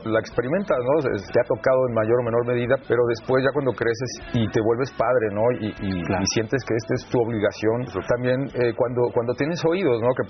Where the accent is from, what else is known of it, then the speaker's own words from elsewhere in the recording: State of Mexico, Mexico; somos del Estado de México, entonces pues, nos conocimos en los suburbios